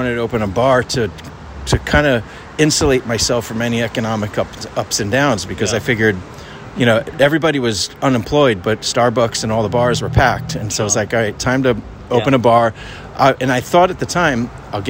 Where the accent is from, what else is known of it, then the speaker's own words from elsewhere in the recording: New Jersey, United States; now in San Francisco, United States; I'm from New Jersey, and so I get a lot of East Coasters come